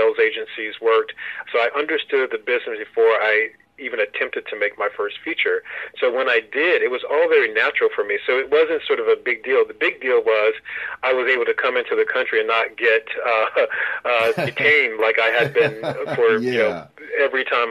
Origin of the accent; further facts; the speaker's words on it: San Jose, California, United States; also born or lived in Greenville, Mississippi; My parents moved away when I was a young boy, and we moved to San Jose, California. The neighborhood that I grew up in was pretty diverse